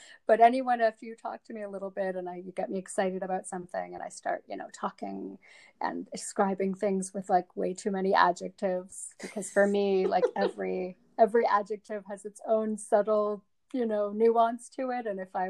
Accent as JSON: {"language": "English", "country": "South Africa", "moved": "yes", "said": "they live in the suburbs. That's kind of where we moved to when we came from South Africa."}